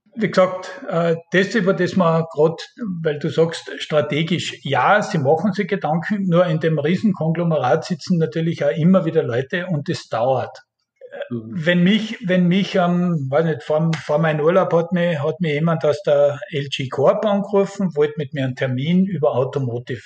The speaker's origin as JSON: {"language": "German", "country": "Austria", "moved": "yes", "lives_now": "South Korea", "said": "bei uns in Österreich"}